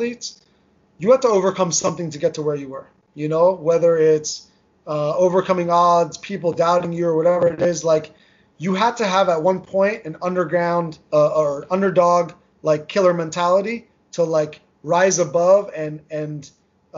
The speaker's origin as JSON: {"language": "English", "region": "New Jersey", "country": "United States", "tie": "born or raised there", "first_language": "Armenian", "second_language": "English", "said": "I grew up in New Jersey. Armenian was my first language. I spoke English with an accent"}